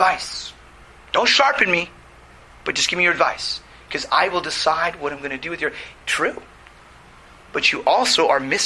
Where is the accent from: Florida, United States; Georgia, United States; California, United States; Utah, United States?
California, United States; We're Californians